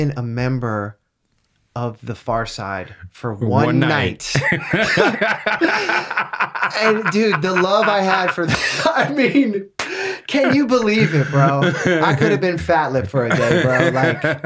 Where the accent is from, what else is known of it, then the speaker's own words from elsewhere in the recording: California, United States; I was born in Cali, bro. I've got that Cali blood